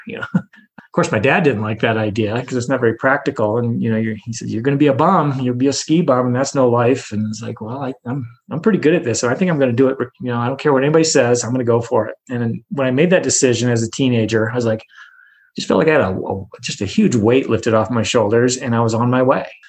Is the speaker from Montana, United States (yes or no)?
yes; Montana City, Montana, United States; moved away; also born or lived in Squaw Valley, California; I'm from Montana City, which is south of Helena you know, not not too far from Helena, but I'm from Montana City, Montana. Um, very very rural area. I went to a two room school